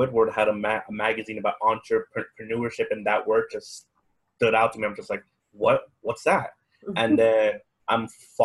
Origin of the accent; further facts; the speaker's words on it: Bakersfield, California, United States; moved away; I was born in Bakersfield, California. So I'm actually far away from home